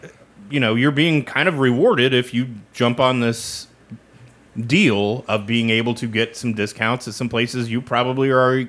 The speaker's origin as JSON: {"language": "English", "region": "Midwest", "country": "United States", "tie": "born or raised there", "moved": "yes", "lives_now": "North Carolina, United States", "said": "Jeff and I both growing up in the Midwest"}